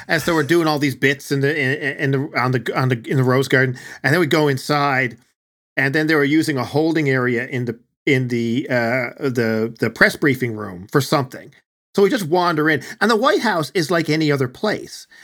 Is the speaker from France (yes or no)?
no; Newfoundland and Labrador, Canada; accent: Newfoundland; people with my accent